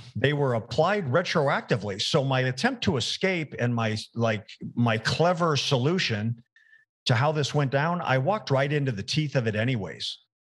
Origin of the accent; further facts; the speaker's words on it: Arizona, United States; also born or lived in Arkansas; the University of Arizona. It was my hometown team